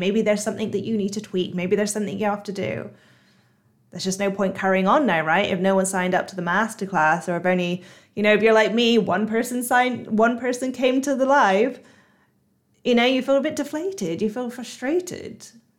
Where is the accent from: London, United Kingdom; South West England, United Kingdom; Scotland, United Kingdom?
South West England, United Kingdom; Bristol; accent: Bristolian; really Bristolian accent. Yes, I'm from Bristol, even though people think that I'm either Australian or American or Irish or some other nationality because I've tried to hide my accent so much.